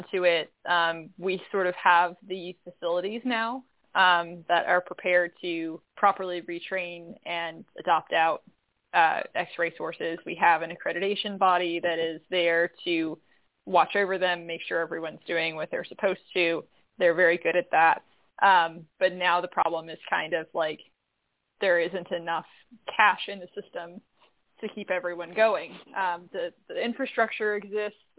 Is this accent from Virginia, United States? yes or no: yes; Virginia, United States; I am from Virginia